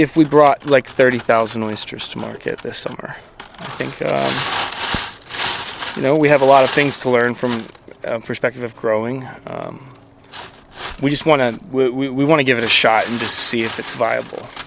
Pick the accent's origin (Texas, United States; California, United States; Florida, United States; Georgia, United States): Florida, United States; Lakeland; I grew up in Lakeland, Florida on Lake Luther Road. I went to Lake Gibson High School.